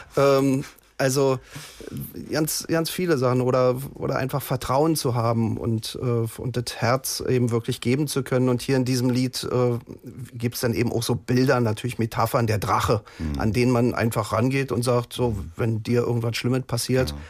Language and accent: German; East Germany, Germany; ich stamme ja aus der DDR